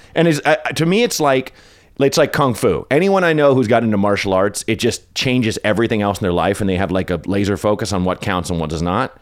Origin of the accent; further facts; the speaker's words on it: Portland, Oregon, United States; where I grew up in Northeast Portland was not very pretty or nice